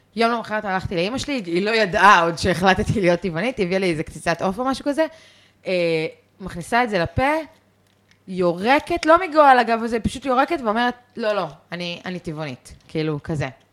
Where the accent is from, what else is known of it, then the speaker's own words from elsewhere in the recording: Israel; also born or lived in London, United Kingdom; גדלתי במושב, הייתי בצופים